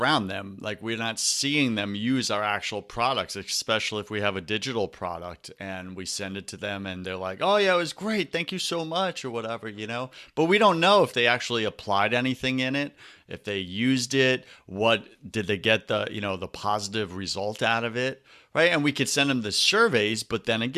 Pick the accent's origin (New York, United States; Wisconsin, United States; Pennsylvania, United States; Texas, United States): New York, United States; now in Tampa, United States; I grew up in New York